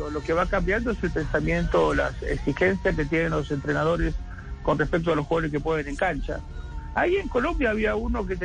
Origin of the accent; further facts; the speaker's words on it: Argentina; yo digo que nosotros que somos argentinos, Juan, digo, en Argentina hay un pájaro que se llama mixto